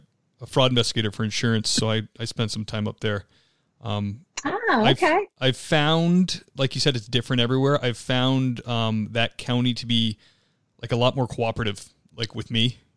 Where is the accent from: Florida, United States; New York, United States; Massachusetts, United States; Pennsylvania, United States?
Massachusetts, United States; Cape Cod; moved away; I'm from Cape Cod, and there's 15 towns, 15 different police departments.